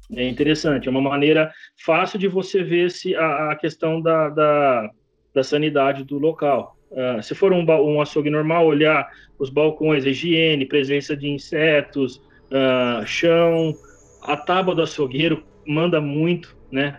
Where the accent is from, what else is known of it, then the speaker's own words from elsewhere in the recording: Jaú, São Paulo, Brazil; eu sou nascido aqui na cidade mesmo, nasci criado em Jaú, é, fica no interior de São Paulo